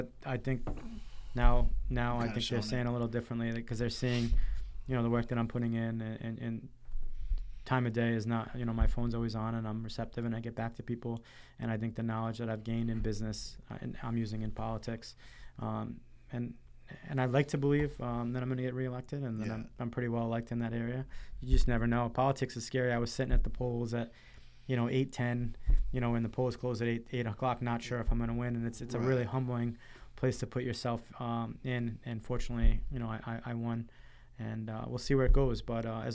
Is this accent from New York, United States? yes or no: no; Cranston, Rhode Island, United States; It's my hometown